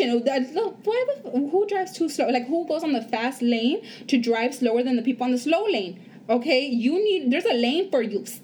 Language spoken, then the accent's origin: English; Los Angeles, California, United States; so we come from East LA. We do not come of what we would call privilege.